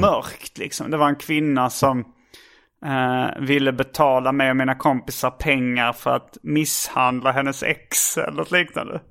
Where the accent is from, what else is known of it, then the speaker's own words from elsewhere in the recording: Hjärup, Skåne, Sweden; accent: Scanian; moved away; also born or lived in Stockholm; jag är från Hjärup